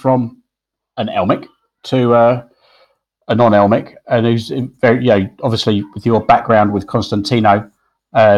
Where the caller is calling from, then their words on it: Cape Town, Western Cape, South Africa; I'm calling in from the University of Cape Town in South Africa